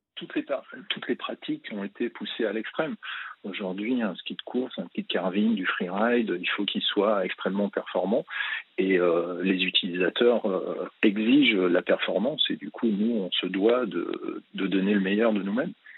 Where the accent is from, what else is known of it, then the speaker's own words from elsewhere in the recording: Chamrousse, Auvergne-Rhône-Alpes, France; je suis issu de la montagne puisque j'ai habité champs et je suis né quasiment à Champs-Rousse, une station de ski au-dessus de Grenoble